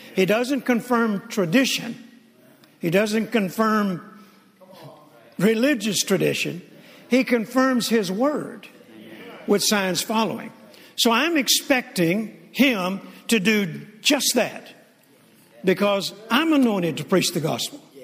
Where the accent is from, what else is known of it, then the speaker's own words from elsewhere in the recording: Mississippi, United States; I was born in Mississippi on a farm in a very rural area